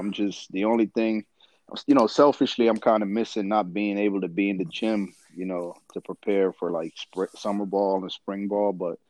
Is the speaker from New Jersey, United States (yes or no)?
yes; East Orange, New Jersey, United States; I grew up in East Orange, and Orange is so close to Orange if you live on the north side of East Orange, which is the south side. I'm sorry, I lived on South Harrison Street